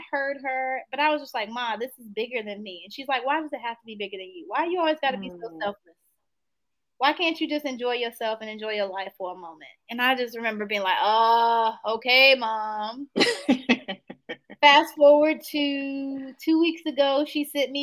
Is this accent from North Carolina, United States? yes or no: yes; Greenville, North Carolina, United States; moved away as an adult; now in Piedmont Triad, North Carolina, United States; I'm from Greenville, North Carolina.